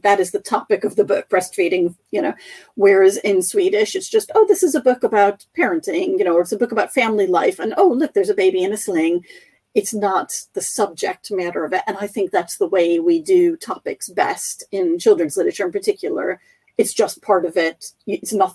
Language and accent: English; United States; I grew up reading in the United States